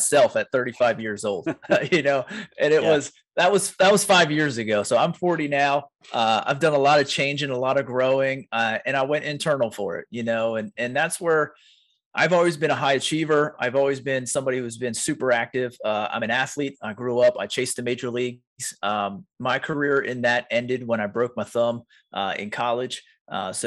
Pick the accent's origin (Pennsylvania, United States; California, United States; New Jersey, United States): Pennsylvania, United States; York; I'm from York, PA